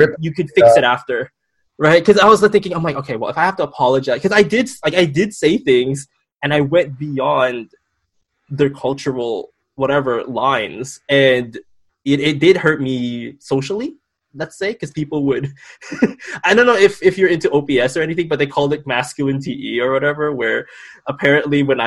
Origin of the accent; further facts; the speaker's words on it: Philippines; culturally as a Filipino